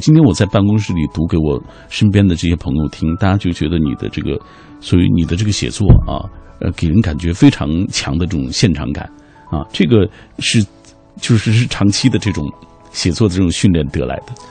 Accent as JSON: {"language": "Chinese", "region": "Xinjiang", "country": "China", "tie": "born or raised there", "moved": "yes", "said": "我的故乡在遥远的新疆"}